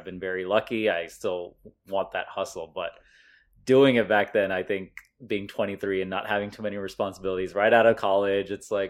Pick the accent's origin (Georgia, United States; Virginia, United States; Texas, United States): Texas, United States; Plano; moved away as an adult; also born or lived in Los Angeles; Born and raised in Plano, Texas.